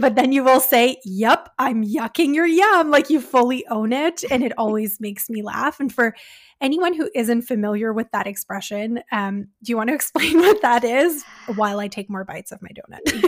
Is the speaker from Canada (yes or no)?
yes; Canada; We're Canadian dietitians